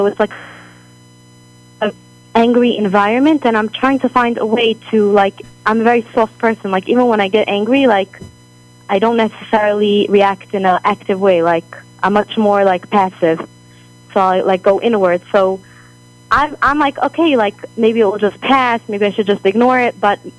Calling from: Jerusalem, Jerusalem District, Israel; Now, I'm actually calling from Israel.

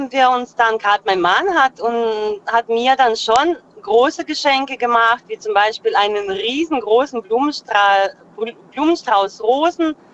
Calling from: Freiburg, Baden-Württemberg, Germany; Äh, aus dem Dreiländereck.

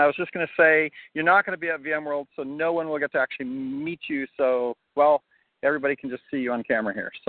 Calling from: Chicago, Illinois, United States; So yeah, I am recording from Chicago, so I'm outside. I'm out in Chicagoland.

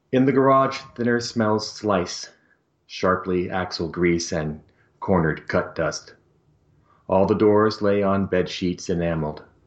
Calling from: Portland, Oregon, United States; Calling from uh, Portland, Oregon

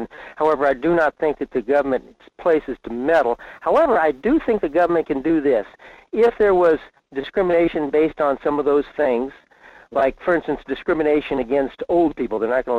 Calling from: Fairbanks, Alaska, United States; in Fairbanks.

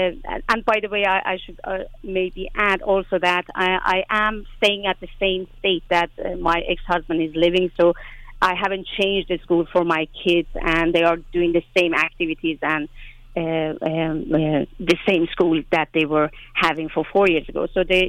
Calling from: Sweden; I'm calling you from Sweden.

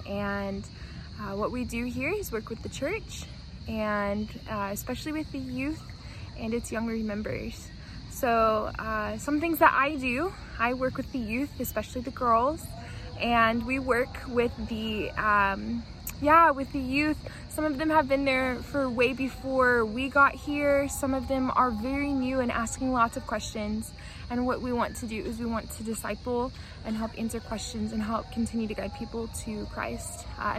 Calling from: Antalya, Turkey; I'm calling here from Antalya, Turkey.

